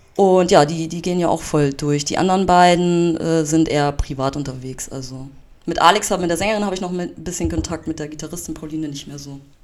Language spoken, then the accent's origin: German; Bad Oldesloe, Schleswig-Holstein, Germany; now in Hamburg, Germany; ich komme ja ähm, ursprünglich aus Bad Oldesloe